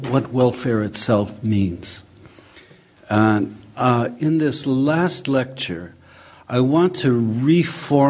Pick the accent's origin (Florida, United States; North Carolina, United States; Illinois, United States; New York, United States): Illinois, United States; Chicago; the housing estate in which I grew up in Chicago in the 1950s